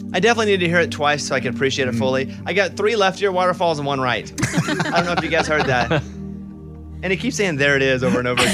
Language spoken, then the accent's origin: English; Arkansas, United States; I grew up in Arkansas